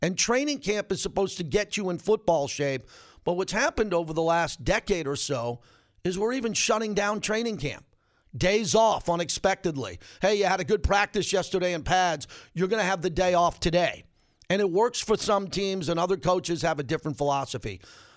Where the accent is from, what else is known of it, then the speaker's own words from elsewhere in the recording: New York, United States; I grew up in New York, grew up a Giant fan